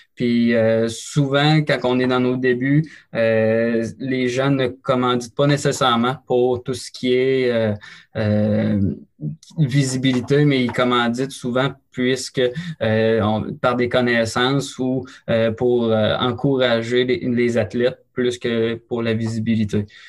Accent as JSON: {"language": "French", "area": "Beauce", "region": "Quebec", "country": "Canada", "tie": "born or raised there", "said": "je suis originaire de la Beauce"}